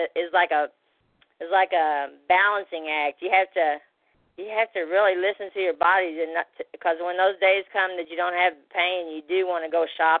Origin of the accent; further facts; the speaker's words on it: Missouri, United States; now in Miami Beach, United States; I'm originally from Missouri